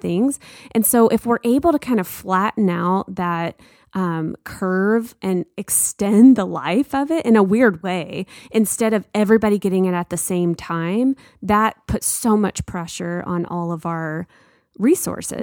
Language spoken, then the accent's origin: English; United States; this pride of being an American